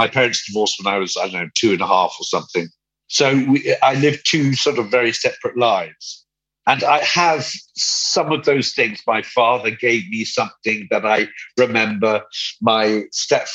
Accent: London, United Kingdom; also born or lived in Devon; I was born in London. We went to Devon, came back to London, and then stayed in London ever since.

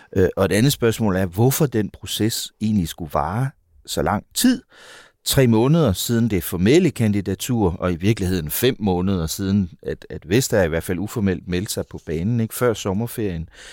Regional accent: Denmark; vi i Danmark

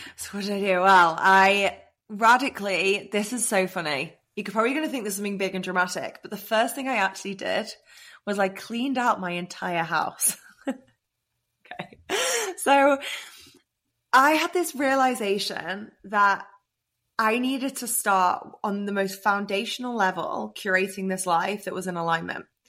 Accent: England, United Kingdom; now in Austin, United States; I'm obviously English, but I'm living in Austin

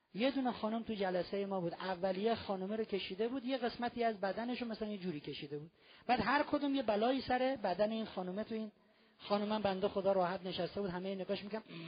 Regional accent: Iran; ما ایرانی هستیم توی ایران زندگی میکنیم

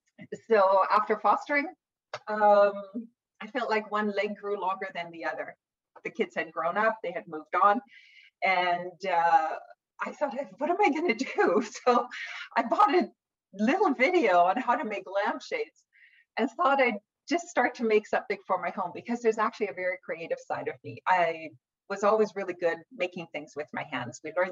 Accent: Vancouver, British Columbia, Canada; born there; Well, actually, I was born in Vancouver, BC. My parents are both immigrants to Canada, so they arrived in Canada as refugees.

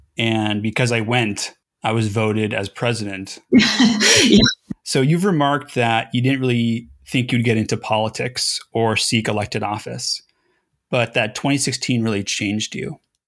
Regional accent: Los Angeles, California, United States; And I grew up in the Griffith Park area, which has changed dramatically since I was a kid

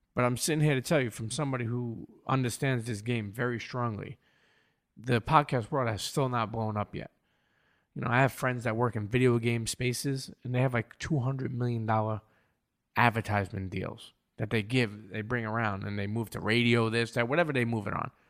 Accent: New York City, New York, United States; I grew up in Coney Island in Brooklyn, and growing up there gave me a melting pot

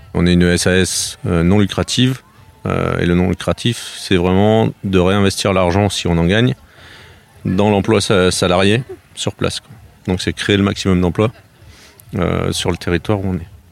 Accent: Grenoble area, Auvergne-Rhône-Alpes, France; now in Gâvres, France; Je viens de, la région de Grenoble. À l'origine, j'ai fait mes études là-bas

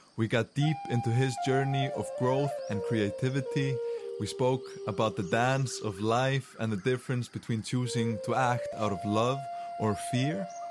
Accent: Iceland; first language Icelandic; English is a second language; we're both Icelandic native speakers

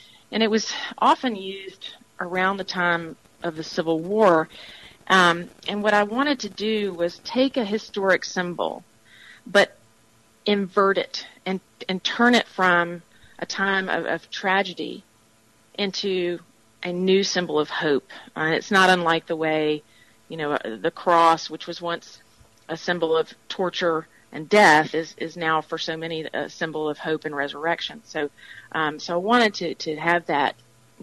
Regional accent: Mississippi, United States; moved away as an adult; I'm born and raised in Mississippi, but I was away for a number of years.

